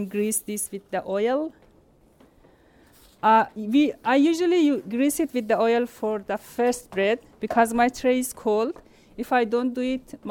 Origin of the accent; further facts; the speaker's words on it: Iran; also born or lived in Afghanistan; now in New Zealand; When I was a child, I grew up in Iran